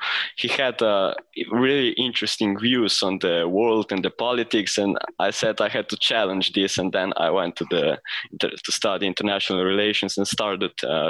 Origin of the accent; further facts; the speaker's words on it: Slovenia; English is a second language; we're students from Slovenia. We study international relations in Ljubljana faculty.